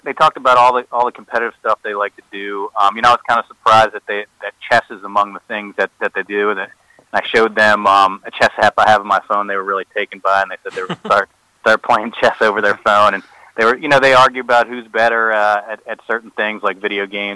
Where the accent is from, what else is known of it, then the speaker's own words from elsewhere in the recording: Rockville, Maryland, United States; I grew up in Montgomery County in Rockville.